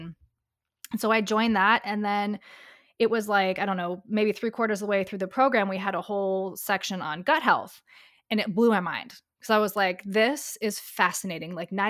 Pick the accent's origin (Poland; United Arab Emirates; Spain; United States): United Arab Emirates; Dubai; also born or lived in Europe; So yeah, and I grew up overseas. So I grew up in Dubai. I was there for 13 years. I lived a few places in Europe